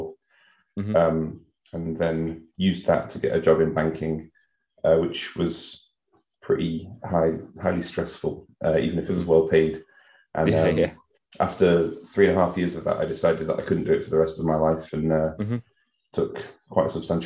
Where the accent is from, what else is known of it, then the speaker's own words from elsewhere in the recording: East Midlands, United Kingdom; moved away; also born or lived in Leeds / Knaresborough; I worked at the Alexandra Hotel in Derby when I'm from the East Midlands